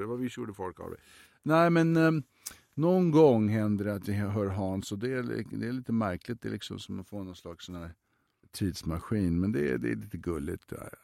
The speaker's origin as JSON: {"language": "Swedish", "country": "Sweden", "moved": "yes", "said": "hemma i Sverige"}